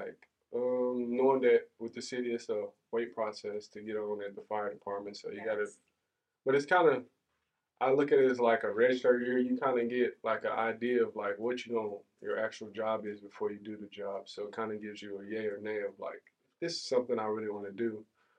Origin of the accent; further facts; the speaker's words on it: Oklahoma City, Oklahoma, United States; moved away as an adult; now in Tahlequah, United States; I'm originally from Oklahoma City. Moved up to Tahlequah in 2012 when I took a scholarship to play football here at NSU.